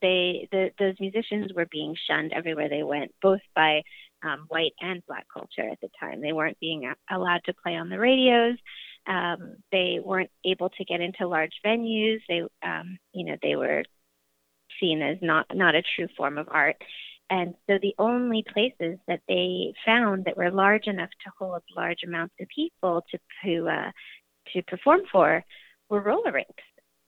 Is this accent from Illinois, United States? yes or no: no; Hawaii, United States; I'm from Hawaii